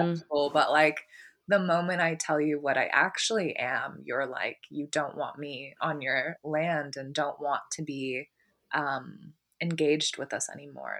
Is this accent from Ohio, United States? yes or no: yes; Columbus, Ohio, United States; also born or lived in California; now in Portland, United States; I'm from Columbus, and when I lived there, I actually was surrounded by, uh, a lot of black people